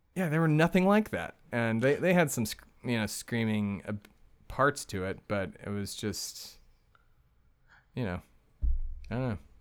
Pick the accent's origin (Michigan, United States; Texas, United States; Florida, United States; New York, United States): Texas, United States; I'm from Texas